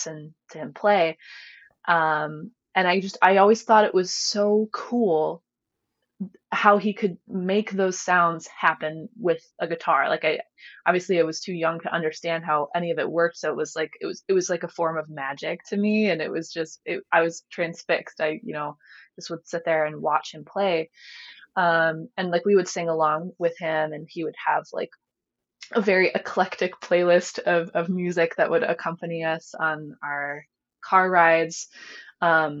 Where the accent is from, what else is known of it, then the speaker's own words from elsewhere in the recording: rural area southwest of Cleveland, near Oberlin, Ohio, United States; I was born in Cleveland, lived there and in Cleveland suburbs until I was about 8. And then my family packed up and moved out here